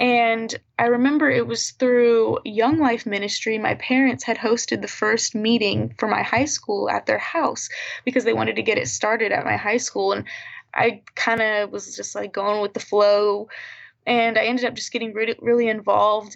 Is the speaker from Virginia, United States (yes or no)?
yes; Virginia Beach, Virginia, United States; moved away as an adult; now in Tulsa, United States; I'm from Virginia Beach, Virginia